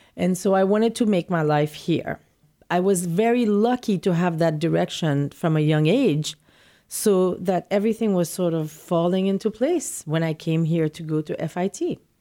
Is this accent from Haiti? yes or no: yes; Port-au-Prince, Ouest, Haiti; moved away as an adult; also born or lived in New York City; now in New York, United States; I was born in Port-au-Prince, Haiti, and I've lived my, most of my childhood in, practically all my childhood in Haiti, and I came to New York to go to college.